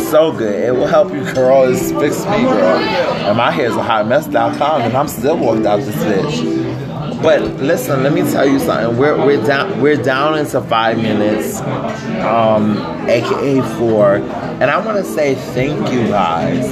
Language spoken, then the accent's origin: English; Dominican Republic; moved away; I've been to DR, my home country